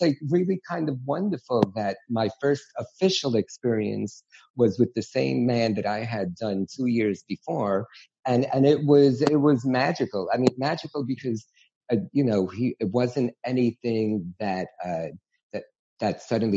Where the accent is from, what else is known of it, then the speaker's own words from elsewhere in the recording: New York City, New York, United States; growing up in New York City